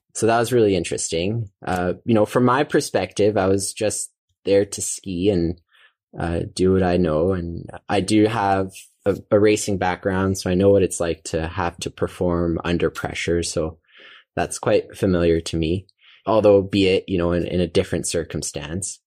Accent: Calgary, Alberta, Canada; also born or lived in Bow Valley / Banff / Canmore; so I grew up, uh, in Calgary, uh, Alberta

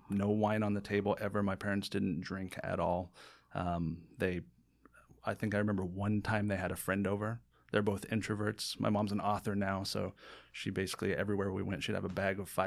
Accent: San Diego, California, United States; Uh, San Diego, California.

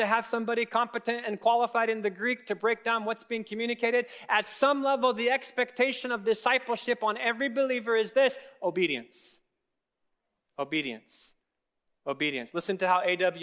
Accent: Kenya; now in United States; I grew up in Kenya

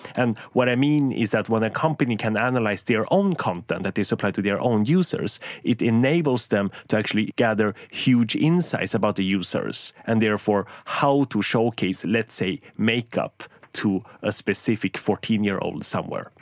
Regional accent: Sweden; I grew up in Sweden

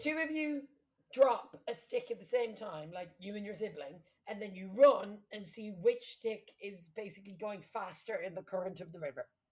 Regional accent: Midlands, Ireland; accent: flat Midlands; moved away; we're from the Midlands, so it's like very flat accents.

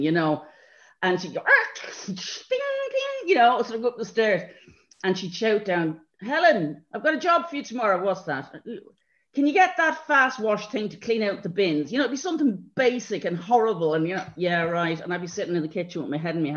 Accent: Ireland; moved away as an adult; also born or lived in London; as Irish people

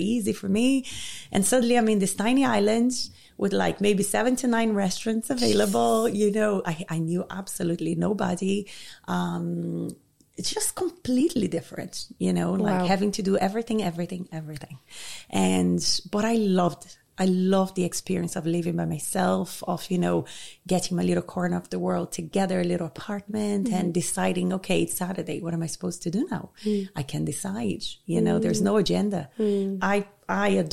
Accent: Rio de Janeiro, Brazil; moved away as an adult; also born or lived in Jamaica; now in Ireland; I'm from Rio. I was born and bred there.

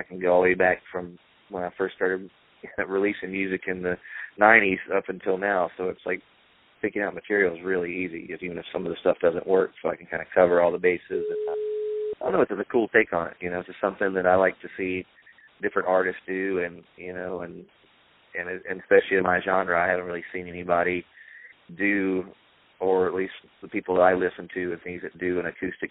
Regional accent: North Carolina, United States; the little haystack town I grew up in North Carolina

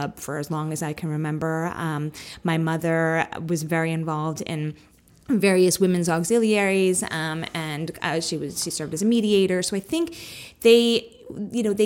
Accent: New York City, New York, United States; I was born and raised in Staten Island, New York, which is a pretty conservative area of New York City

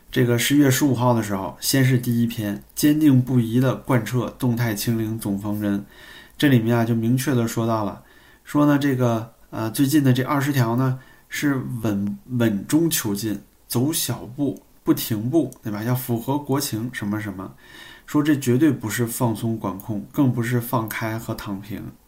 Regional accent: China; 我们中国人

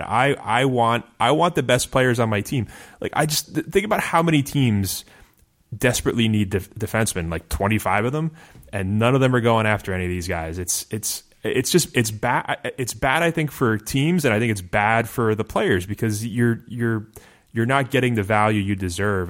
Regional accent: United States

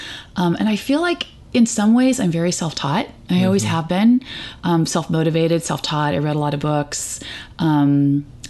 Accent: California, United States; I grew up in California with liberal parents

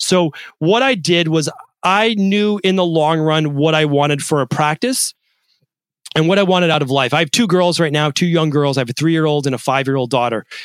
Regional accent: Medford, Massachusetts, United States; I didn't have aspirations as a kid growing up in Medford, Massachusetts.

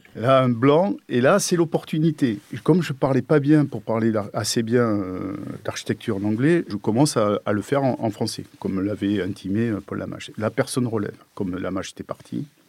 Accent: Pompey, Grand Est, France; moved away; je suis né à côté de Nancy, à Pompée.

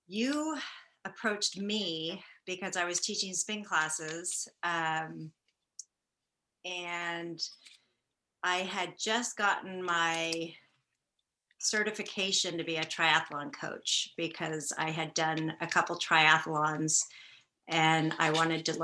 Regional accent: Marin County, California, United States; also born or lived in Santa Barbara, California; now in Petaluma, United States; I was born and raised in Marin County, California

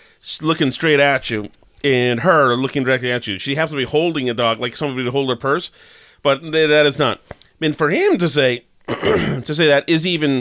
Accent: Winchester, Massachusetts, United States; now in Melrose, United States; I'm from Winchester, Mass

